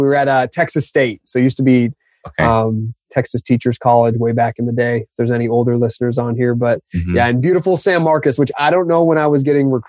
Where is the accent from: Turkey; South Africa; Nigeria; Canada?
Canada; just outside of Toronto, Ontario; also born or lived in Austin; now in United States; being a Canadian kid, my family's all still up just outside of Toronto